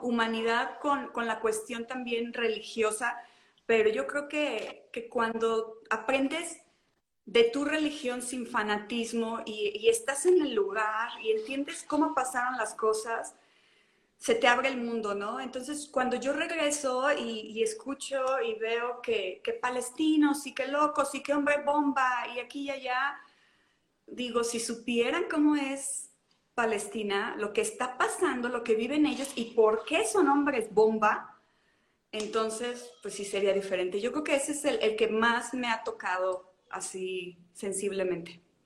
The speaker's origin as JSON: {"language": "Spanish", "town": "León", "region": "Guanajuato", "country": "Mexico", "tie": "born or raised there", "said": "en la ciudad de origen, donde yo, yo de donde yo nací, que es León"}